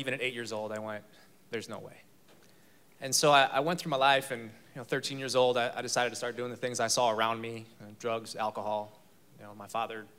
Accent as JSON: {"language": "English", "town": "Chicago", "region": "Illinois", "country": "United States", "also_born_or_lived": "Texas", "moved": "as an adult", "lives_now": "Fort Worth, United States", "said": "I'm from Chicago"}